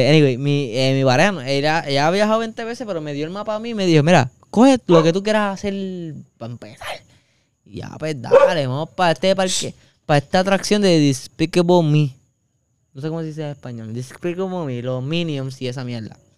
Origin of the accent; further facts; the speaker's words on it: Ponce, Puerto Rico; Y yo de Ponce orgulloso